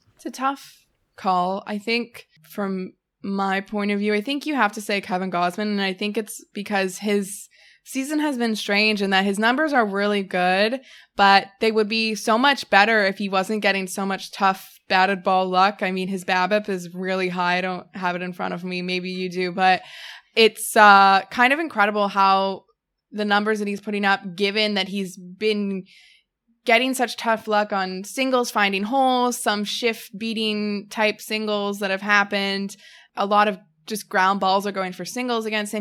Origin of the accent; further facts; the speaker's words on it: Canada; I'm a Canadian citizen